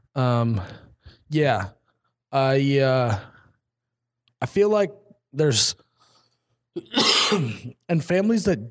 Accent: Midwest, United States; as a Midwesterner.

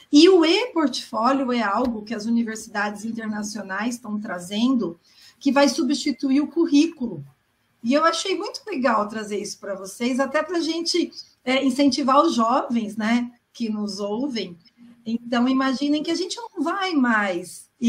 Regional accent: São Paulo, Brazil; Nasci em São Paulo, sempre vivi em São Paulo.

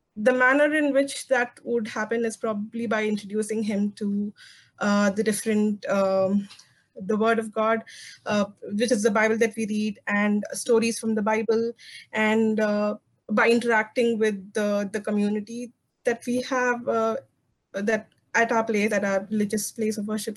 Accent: South India, India; I am from South India and the culture here is quite this quite similar across religions

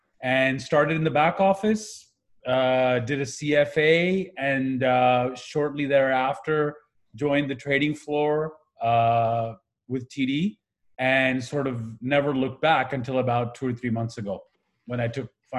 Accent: Pakistan; also born or lived in Kuwait; now in Canada; I grew up in the Middle East. I'm originally from Pakistan. We immigrated to Canada when the 1990 war happened in Iraq versus Kuwait. We were at Kuwait at the time.

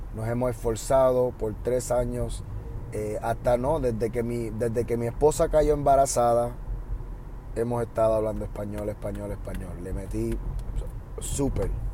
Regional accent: Puerto Rico; accent: Puerto Rican; now in United States; ahora mismo ustedes están escuchando mi acento, yo diría puertorriqueño, el acento normal que uso.

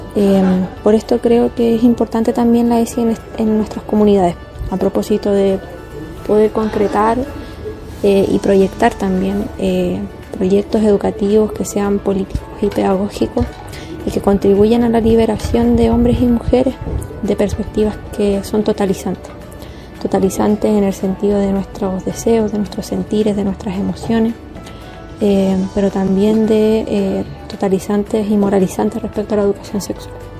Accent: Santiago, Santiago Metropolitan Region, Chile; soy de Santiago de Chile

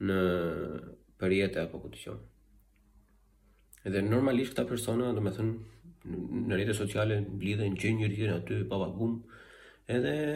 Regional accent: Albania; jam shqiptare, jam krenari

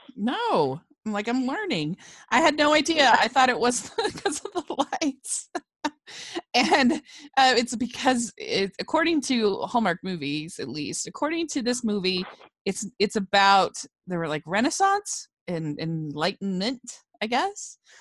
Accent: Maryland, United States; I grew up in Maryland

